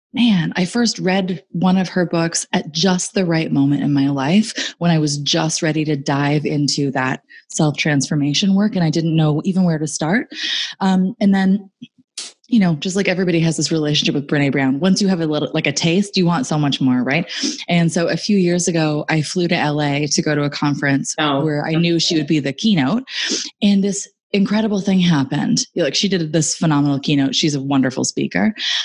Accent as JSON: {"language": "English", "town": "Stratford", "region": "Ontario", "country": "Canada", "lives_now": "Cobourg, Canada", "said": "Justin Bieber and I are both from Stratford."}